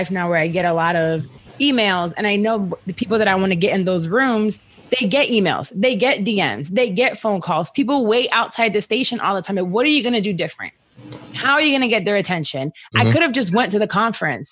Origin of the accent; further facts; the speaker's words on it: Orlando, Florida, United States; I'm from Orlando